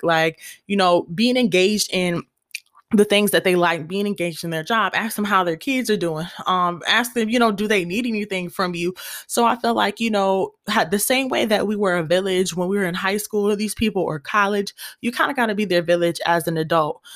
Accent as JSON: {"language": "English", "area": "Gwinnett County", "region": "Georgia", "country": "United States", "said": "I'm from Gwinnett, and you know I always gotta represent."}